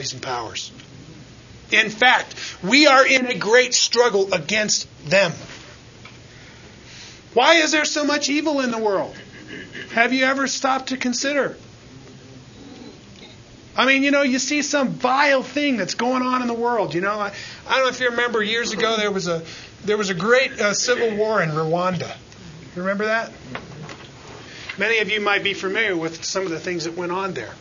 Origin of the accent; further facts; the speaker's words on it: United States; we have it so good in the safety and the freedom that we have as American citizens